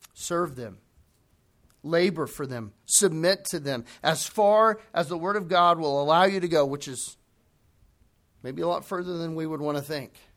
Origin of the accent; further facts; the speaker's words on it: United States; we as American Christians